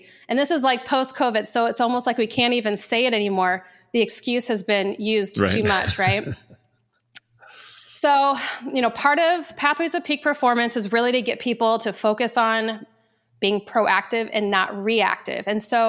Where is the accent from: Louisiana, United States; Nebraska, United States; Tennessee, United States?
Nebraska, United States; Omaha; moved away; before I moved to Arizona, I was from Omaha, Nebraska.